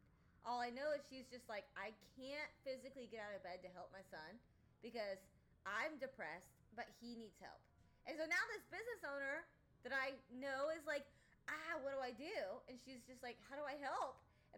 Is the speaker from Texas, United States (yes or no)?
yes; Allen, Texas, United States; Lucas is where we grew up. Bailey and I grew up in Allen, McKinney area.